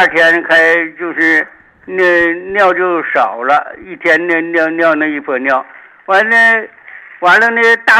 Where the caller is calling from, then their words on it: Weihai, Shandong, China; 呃，威海的。